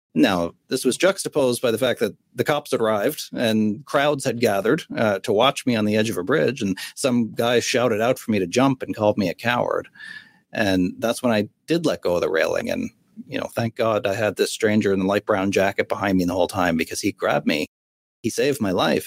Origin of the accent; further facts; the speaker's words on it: Sydney, Nova Scotia, Canada; I was 15 years old on the edge of a bridge in my hometown in Sydney, Nova Scotia, on the east coast of Canada.